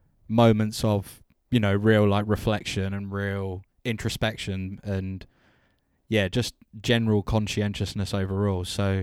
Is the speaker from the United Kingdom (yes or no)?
yes; London, United Kingdom; I'm from London, no. I'm from around the globe